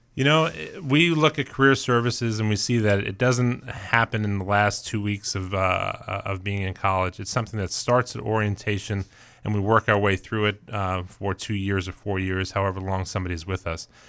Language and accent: English; New York City, New York, United States; also born or lived in Colorado; now in Maine, United States; I grew up, uh, in Queens